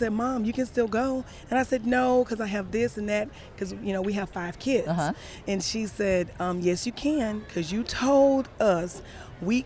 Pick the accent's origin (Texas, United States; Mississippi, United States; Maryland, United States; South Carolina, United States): Texas, United States; Dallas; My parents are from East Texas, so I definitely have country roots, but I was born and raised in Dallas